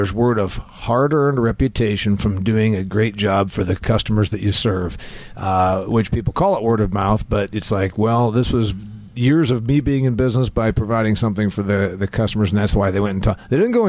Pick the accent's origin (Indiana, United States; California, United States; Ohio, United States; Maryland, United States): Indiana, United States; my home state of Indiana